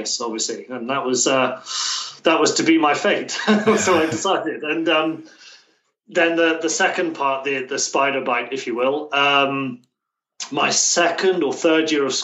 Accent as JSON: {"language": "English", "town": "Plymouth", "region": "South West England", "country": "United Kingdom", "moved": "as an adult", "lives_now": "Tokyo, Japan", "said": "I'm from a town called Plymouth. It's deep in the southwest"}